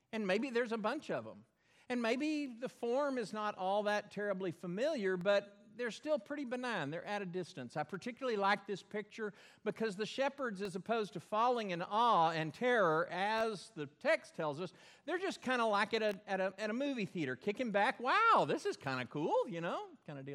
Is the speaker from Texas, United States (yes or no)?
yes; Belton, Texas, United States; moved away; Where I grew up in Belton, there was a dam, Belton Dam, built way up high.